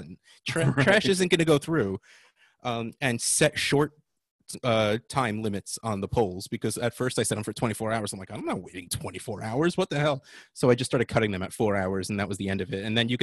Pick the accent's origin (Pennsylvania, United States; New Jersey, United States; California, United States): New Jersey, United States; I'm from New Jersey.